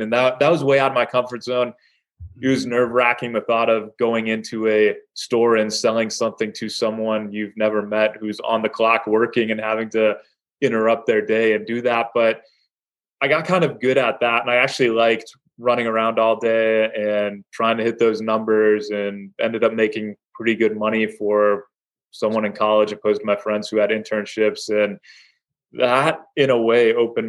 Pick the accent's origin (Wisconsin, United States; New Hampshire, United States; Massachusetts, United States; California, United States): Wisconsin, United States; Madison; now in Milwaukee, United States; I grew up in Madison, so I haven't made it too far. I've made it about 90 miles away.